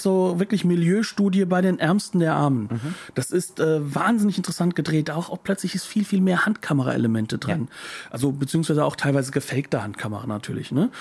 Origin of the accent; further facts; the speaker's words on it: Germany; als Deutscher wie ich